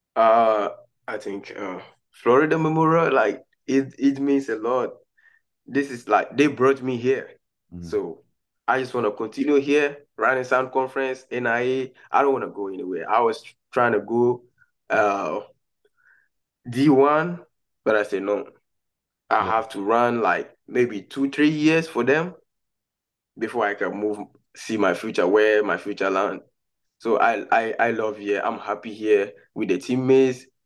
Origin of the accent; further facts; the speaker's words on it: Ghana; now in United States; I've been representing Ghana for the underage level, under under seventeen, under twenty. I've I've run for Ghana before